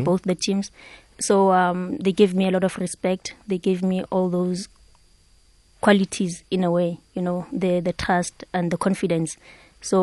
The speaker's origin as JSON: {"language": "English", "town": "Soweto", "region": "Gauteng", "country": "South Africa", "tie": "born or raised there", "said": "one of the places where I grew up in Pimville"}